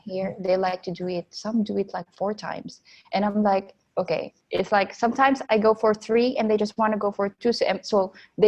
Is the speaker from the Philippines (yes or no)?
yes; Philippines; moved away as an adult; now in France; I'm in France right now. I come from Philippines originally.